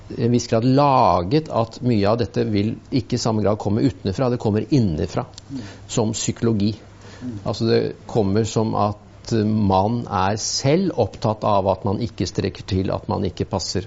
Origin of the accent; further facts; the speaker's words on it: Innlandet, Norway; moved away; så kom jeg fra Østerdalen